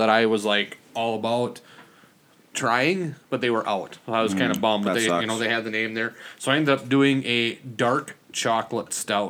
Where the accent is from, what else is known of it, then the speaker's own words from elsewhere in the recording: Springfield, Minnesota, United States; I'm like, a small town. I'm like, never. He's like, why don't you try me? I'm like, well, I'm from Springfield.